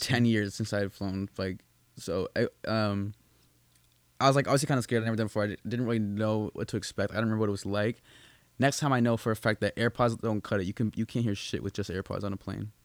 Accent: Boston, Massachusetts, United States; moved away; also born or lived in New Hampshire; I'm originally from Massachusetts

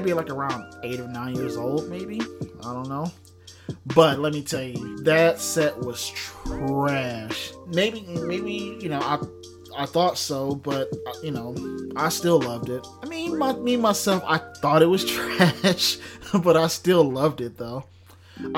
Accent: Detroit, Michigan, United States; growing up in Detroit

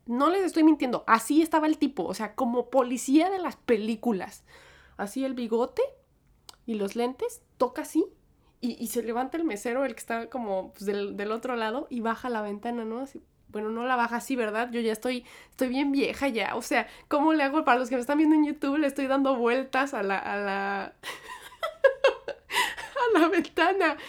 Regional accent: Mexico; moved away as an adult; now in New York, United States; yo crecí en México

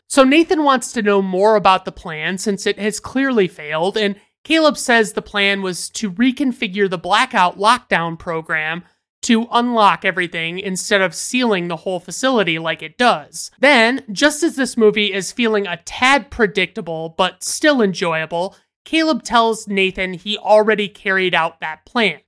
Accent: United States; as an American citizen

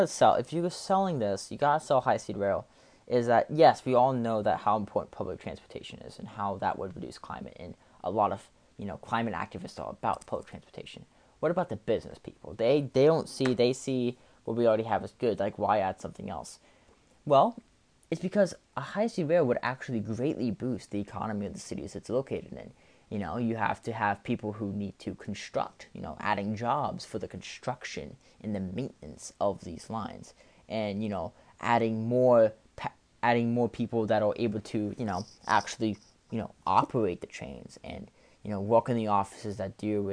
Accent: Maryland, United States; my home state of Maryland

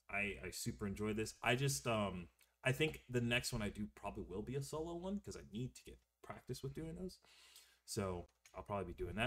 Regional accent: South Carolina, United States; I grew up in South Carolina, dog.

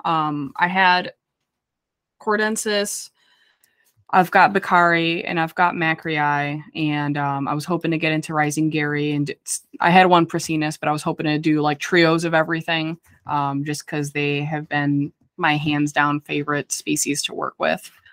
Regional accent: near Chicago, Midwest, United States; I'm from the Midwest. I'm like right by Chicago

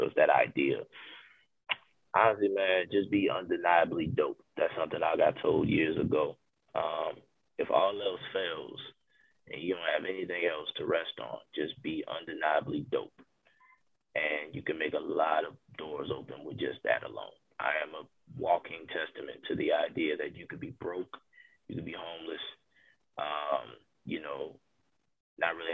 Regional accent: the South, United States; being a Southern guy

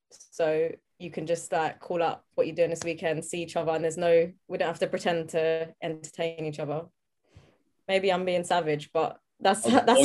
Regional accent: London, United Kingdom; I'm from South London

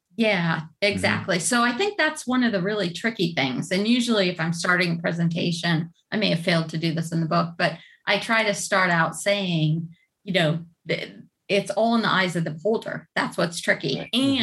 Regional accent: Cleveland, Ohio, United States; in the Midwest actually. So not that far from I think where you guys are. I'm from Cleveland.

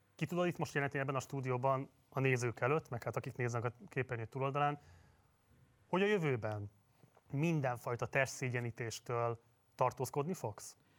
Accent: Hungary; Magyarországon élünk, magyarok vagyunk

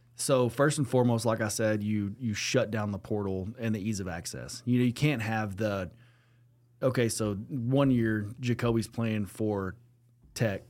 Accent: Lubbock, Texas, United States; growing up in Lubbock, Texas

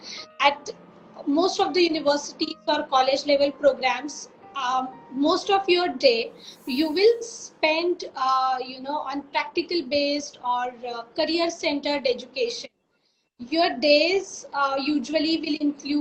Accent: India

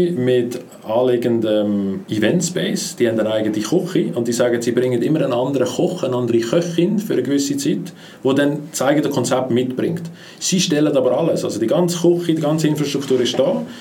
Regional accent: Switzerland; insbesondere als Schweizer Vermieter nicht gewöhnt sind.

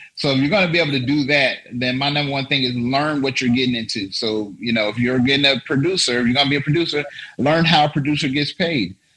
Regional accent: Las Vegas, Nevada, United States; also born or lived in Paris; I'm from Las Vegas, uh, Nevada

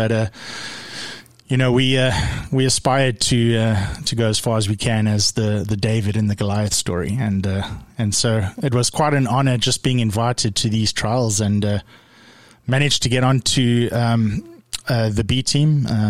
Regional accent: East London, Eastern Cape, South Africa; moved away; Yeah, a little coastal city called East London, on the East Coast.

